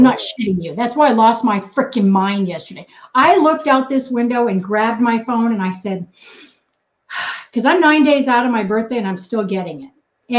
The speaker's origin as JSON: {"language": "English", "region": "New England", "country": "United States", "tie": "born there", "said": "I was born in New England and I cuss like a sailor."}